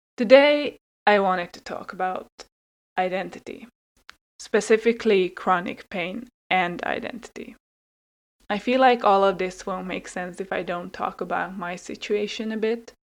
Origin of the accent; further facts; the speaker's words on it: Hungary; English is a second language; moved away as an adult; also born or lived in Finland; I was born in Finland but grew up in Hungary